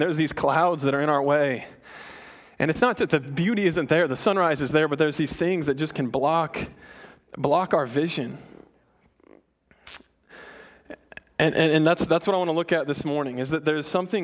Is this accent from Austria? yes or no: no; Colorado, United States; moved away; I'm from Colorado